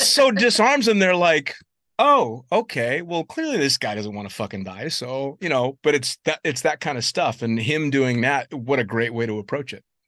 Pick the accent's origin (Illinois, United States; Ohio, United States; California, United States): California, United States; San Francisco; I was born and raised there, but I'm northern from San Francisco